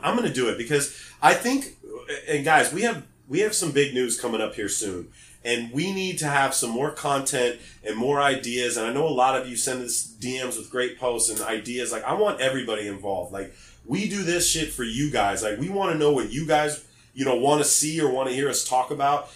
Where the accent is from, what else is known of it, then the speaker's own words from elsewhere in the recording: Los Angeles, California, United States; I'm from Los Angeles